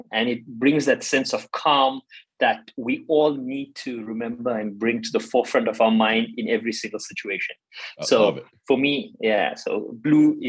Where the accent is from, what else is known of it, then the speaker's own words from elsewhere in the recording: South Africa; I'm South African and I grew up in South Africa during the apartheid